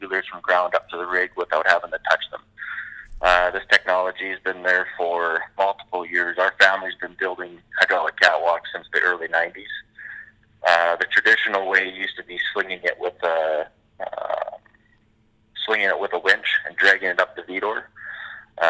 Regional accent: Canada; we are Canadian

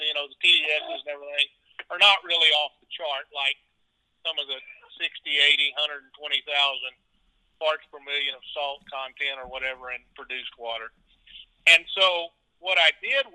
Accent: Edinburg, Texas, United States; I was raised in South Texas, graduated in 1973 from Edinburgh High School

